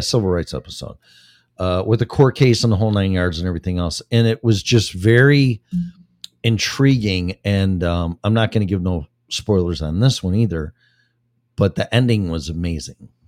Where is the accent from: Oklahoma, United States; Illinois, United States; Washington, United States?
Illinois, United States; moved away as an adult; I moved here for the first time five years ago from my hometown and state of Illinois, home state of Illinois